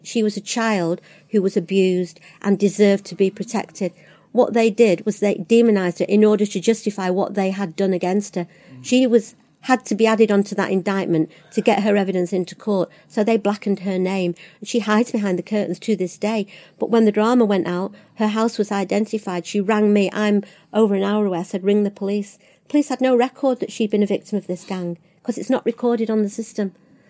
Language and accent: English; Littleborough, North West England, United Kingdom; born there; I don't even know Rochdale very well, even though, strangely enough, I was born there in Littleborough.